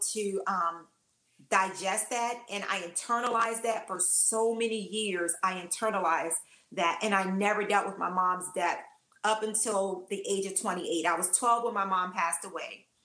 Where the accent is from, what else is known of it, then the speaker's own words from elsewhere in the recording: Washington, District of Columbia, United States; I'm from Washington, D.C., I'm a Washingtonian, born and raised